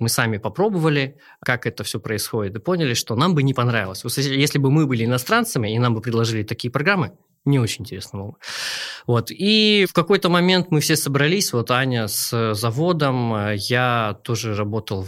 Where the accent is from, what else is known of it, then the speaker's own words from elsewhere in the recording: Mezhdurechensk, Kemerovo Oblast, Russia; also born or lived in Novosibirsk; Сам я из Кемеровской области Кузбасс, город Междуреченск